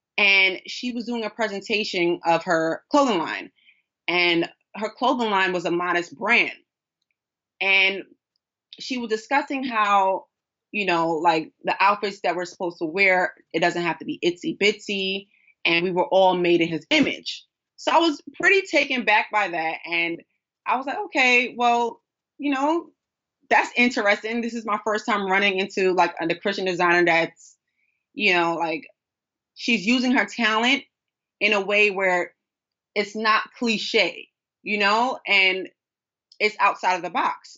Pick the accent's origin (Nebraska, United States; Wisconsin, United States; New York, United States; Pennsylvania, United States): New York, United States; New York City; a daughter of a king, who was born and raised in Brooklyn, New York